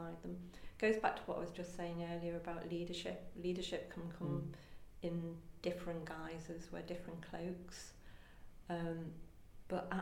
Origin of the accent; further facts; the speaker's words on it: Liverpool, North West England, United Kingdom; now in London, United Kingdom; I'm a Scouser